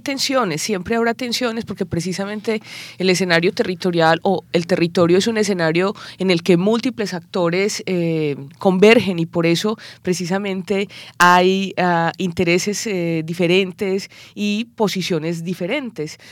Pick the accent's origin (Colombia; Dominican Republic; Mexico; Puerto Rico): Colombia; yo soy colombiana